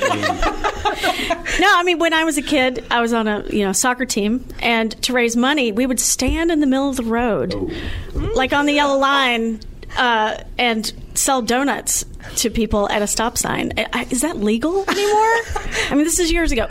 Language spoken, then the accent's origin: English; Tennessee, United States; now in Columbus, United States; I'm from Tennessee